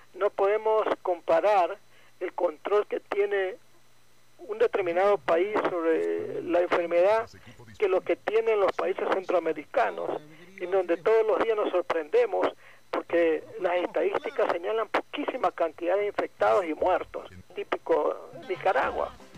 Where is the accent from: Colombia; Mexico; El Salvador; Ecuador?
Ecuador; now in Guayaquil, Ecuador; el resto somos ecuatorianos